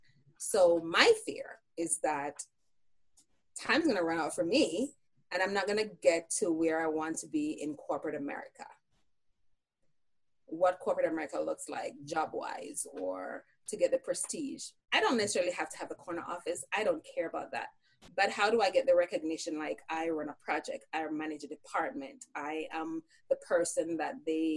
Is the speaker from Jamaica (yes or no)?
yes; Jamaica; now in United States; I grew up in Jamaica, so we were Christians.